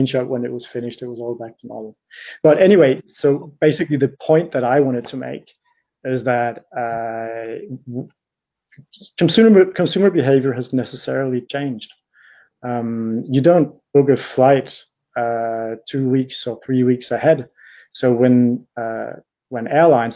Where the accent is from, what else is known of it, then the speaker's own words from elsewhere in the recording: Denmark; now in Paris, France; I am Danish, so I come from the north of Europe